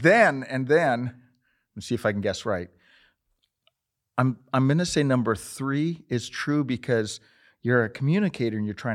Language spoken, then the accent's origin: English; Montana, United States; I grew up in Montana. I grew up riding horses.